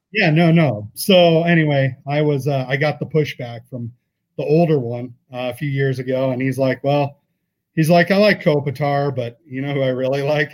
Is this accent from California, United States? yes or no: yes; Redondo Beach, California, United States; I played baseball a ton growing up in Redondo Beach in Southern California